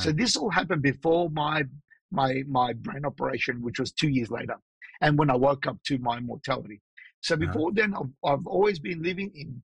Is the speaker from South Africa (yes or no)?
no; Australia; also born or lived in Los Angeles, United States / Sydney, Australia; I'm born and raised in Australia